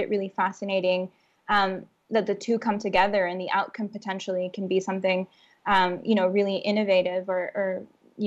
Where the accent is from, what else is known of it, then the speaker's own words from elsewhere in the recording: Honduras; growing up in Honduras